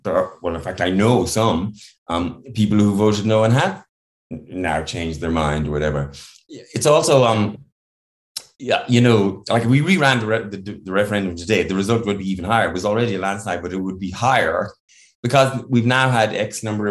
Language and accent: English; Ireland; I grew up in Ireland in the 70s